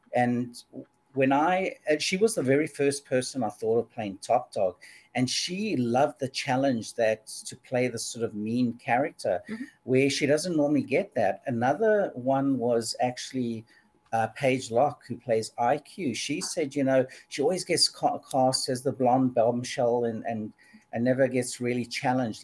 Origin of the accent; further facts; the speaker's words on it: Durban, KwaZulu-Natal, South Africa; I grew up in in Durban, South Africa